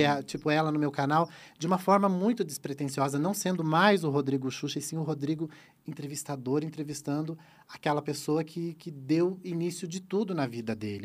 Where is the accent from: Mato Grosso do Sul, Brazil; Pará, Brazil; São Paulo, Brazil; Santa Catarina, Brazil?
Santa Catarina, Brazil; eu sou do sul, eu sou de Santa Catarina.